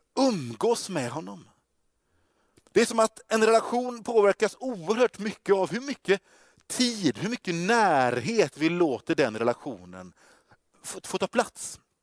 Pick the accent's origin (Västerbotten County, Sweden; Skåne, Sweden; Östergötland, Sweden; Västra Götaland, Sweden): Västra Götaland, Sweden; Gothenburg; also born or lived in Stockholm; jag är från Göteborg